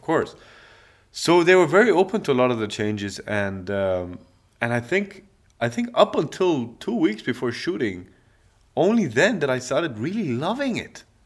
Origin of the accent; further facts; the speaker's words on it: Dubai, United Arab Emirates; also born or lived in London; I'm from the Emirates.